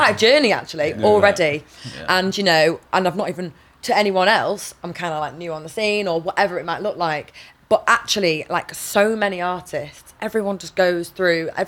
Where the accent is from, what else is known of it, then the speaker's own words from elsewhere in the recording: Manchester, North West England, United Kingdom; I'm from England, from Manchester